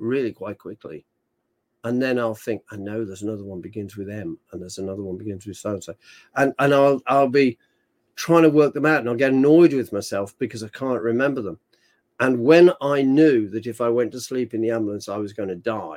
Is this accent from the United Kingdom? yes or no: yes; United Kingdom; I'm British.